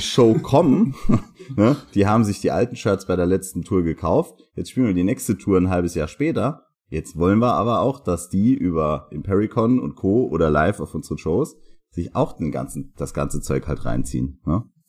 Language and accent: German; Saarbrücken, Saarland, Germany; Hier bei uns in Saarbrücken